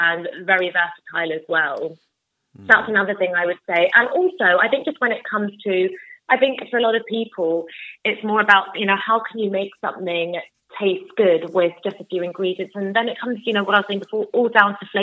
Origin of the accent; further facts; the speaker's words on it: London, United Kingdom; I'm from London